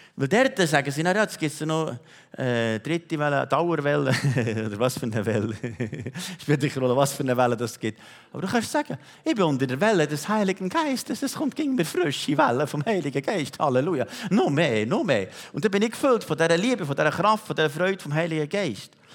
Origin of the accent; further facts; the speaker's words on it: Switzerland; wir Schweizer